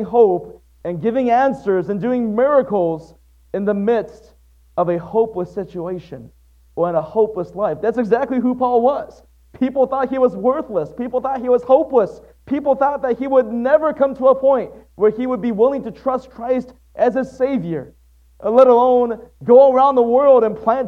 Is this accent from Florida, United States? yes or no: no; Waterford, Michigan, United States; also born or lived in Atsugi, Kanagawa, Japan; It was 5 years after that our family relocated to Waterford, Michigan. That's where I spent most of my life.